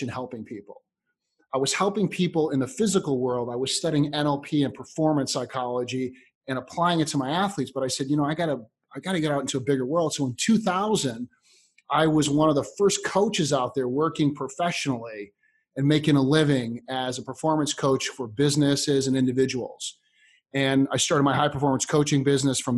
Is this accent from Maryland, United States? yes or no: no; Chicago, Illinois, United States; I grew up in Chicago